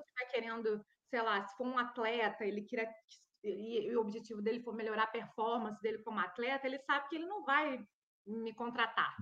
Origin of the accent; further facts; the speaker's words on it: Brazil; moved away as an adult; now in Norway; eu sou do Brasil